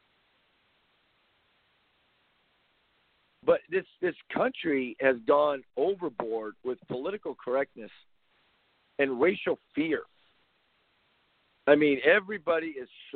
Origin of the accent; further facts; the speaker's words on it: Compton, California, United States; I grew up in Compton